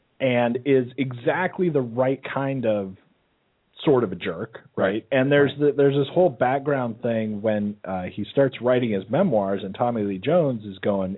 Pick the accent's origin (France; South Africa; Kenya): France; Normandy; because we're from Normandy, France